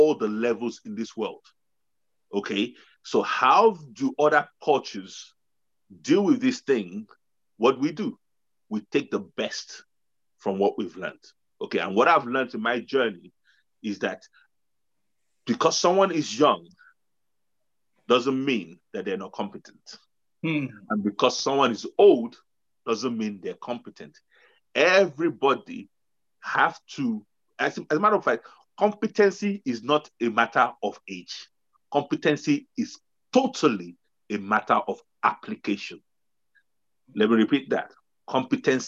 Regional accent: Nigeria; now in United Kingdom; I grew up in Nigeria

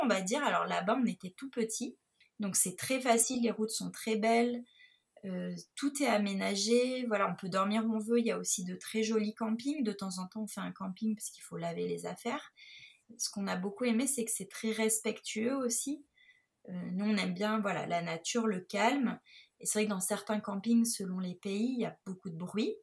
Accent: Nice, Provence-Alpes-Côte d'Azur, France; je suis originaire de Nice

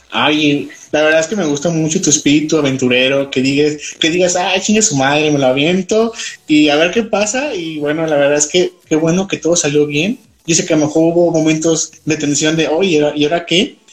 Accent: Guanajuato, Mexico; now in León, Mexico; yo soy de Guanajuato capital

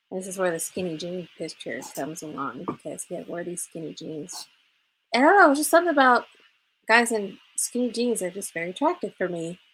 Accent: California, United States; moved away; It's my home state.

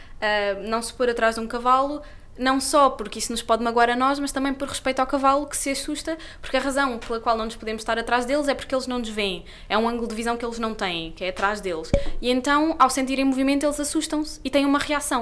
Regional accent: Lisbon, Portugal; eu nasci em Lisboa e vivia em Lisboa

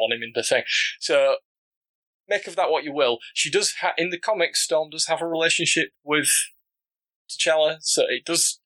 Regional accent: Yorkshire and the Humber, United Kingdom; accent: broad Yorkshire; my pronunciation as a Yorkshire man is quite broad

